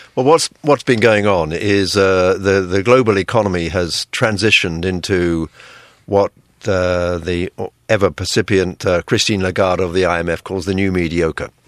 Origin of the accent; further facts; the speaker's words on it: United Kingdom; now in Taiwan; I'm British